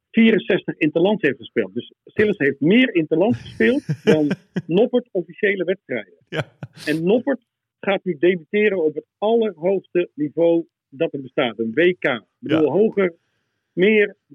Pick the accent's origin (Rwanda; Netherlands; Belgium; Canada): Netherlands; Joure, Friesland; ik kom uit hetzelfde dorp als Andries. Ik kom uit Jouweren.